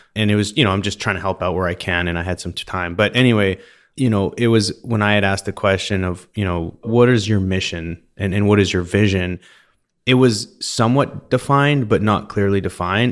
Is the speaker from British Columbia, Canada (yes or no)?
yes; Vernon, British Columbia, Canada; I grew up in Vernon, in British Columbia